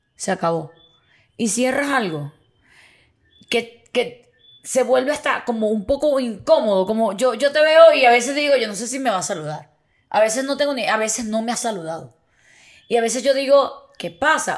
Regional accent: Venezuela; somos de Venezuela

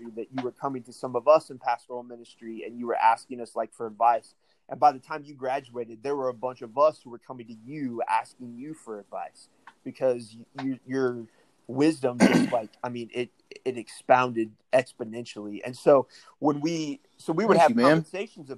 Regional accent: De Soto, Missouri, United States; I grew up with here in Missouri

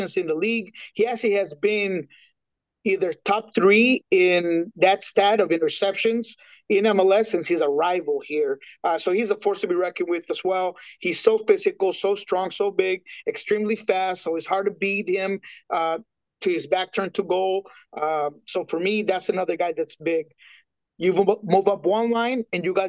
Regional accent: Colombia; I'm Colombiano, I'm from South America

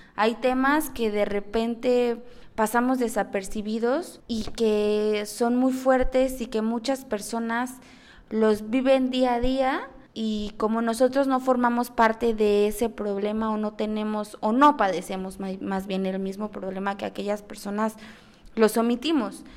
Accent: Mexico City, Mexico; now in Cancún, Mexico; soy originaria de la Ciudad de México, 100% chilanga

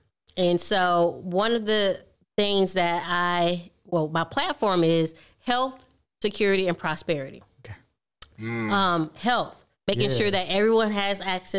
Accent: Milledgeville, Georgia, United States; also born or lived in Michigan; I was born and raised here in Millersville, Georgia.

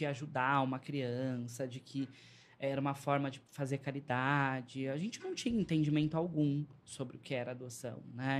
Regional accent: São Paulo, Brazil; also born or lived in São Bernardo do Campo; eu sou de lá, mas fui, cresci, eh, fui criado na Zona Leste de São Paulo

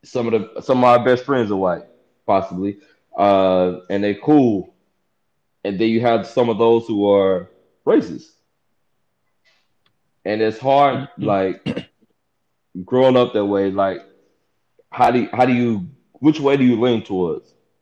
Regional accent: the South, United States; have mixed emotions about racism in the aspect of me being from the South.

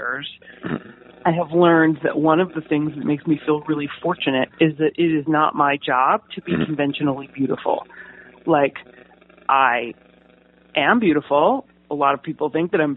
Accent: New Jersey, United States; moved away as an adult; also born or lived in Pittsburgh; now in Los Angeles, United States; New Jersey

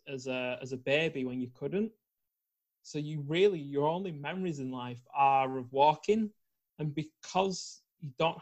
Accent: Preston, North West England, United Kingdom; I'm from Preston in the north of the UK

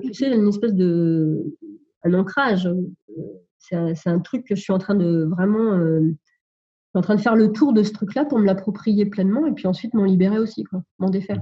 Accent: Sologne, Centre-Val de Loire, France; je suis originaire de la Sologne, c'est le centre de la France

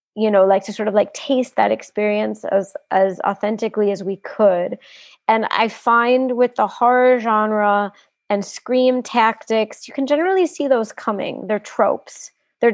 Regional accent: United States; moved away as an adult; now in South Africa; I grew up in the U.S.

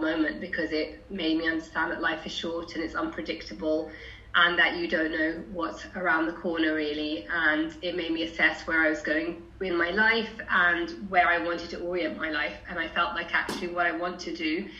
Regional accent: London, United Kingdom; I grew up in Haringey, went on to a right-on left-wing girl school in Haringey

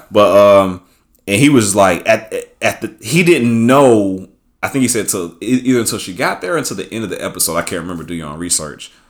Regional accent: Atlanta, Georgia, United States; like you know, I'm from Atlanta, so I ain't gonna shit on him, man.

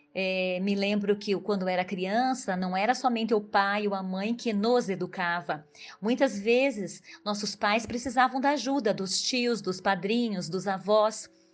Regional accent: Irati, Paraná, Brazil; also born or lived in Prudentópolis, Paraná; nasci em Rio do Couro, Irati, Paraná. Minha família morou lá

